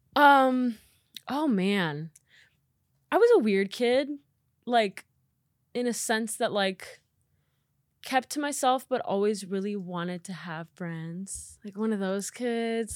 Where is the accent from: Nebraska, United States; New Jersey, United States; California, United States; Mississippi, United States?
Nebraska, United States; moved away as an adult; now in Los Angeles, United States; I am from Nebraska, born and raised